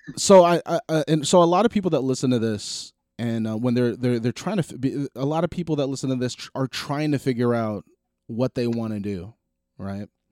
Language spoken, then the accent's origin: English; New Jersey, United States; we're extremely proud to be from jersey